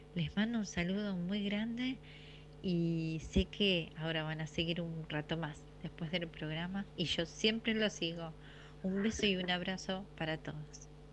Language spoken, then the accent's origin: Spanish; City Bell, Buenos Aires Province, Argentina; yo me crié en Citibel y cerca del Club Banco Provincia